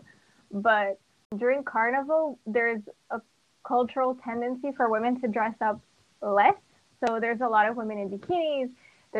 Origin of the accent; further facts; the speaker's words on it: Montreal, Quebec, Canada; moved away as an adult; now in Rio de Janeiro, Brazil; I'm from Montreal, Canada, but my parents are Brazilian